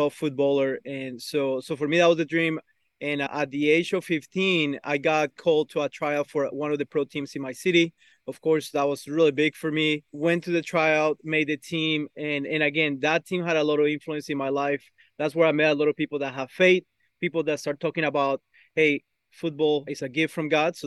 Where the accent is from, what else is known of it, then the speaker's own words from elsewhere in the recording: Bogotá, Colombia; now in United States; I'm from Bogota, Colombia, South America.